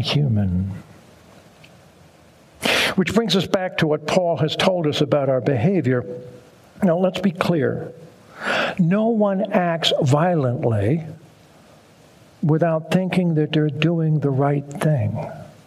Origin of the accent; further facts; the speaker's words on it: Arlington, Virginia, United States; I grew up here in Arlington